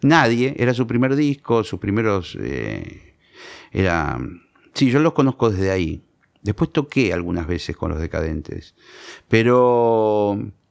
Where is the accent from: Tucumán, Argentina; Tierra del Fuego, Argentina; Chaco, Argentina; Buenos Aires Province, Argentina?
Buenos Aires Province, Argentina; Monte Grande; Yo soy de Montegrande y yo empecé a tocar la guitarra